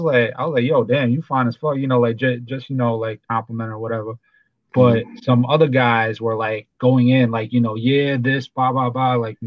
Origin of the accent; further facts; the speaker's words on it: New York City, New York, United States; I'm from Brooklyn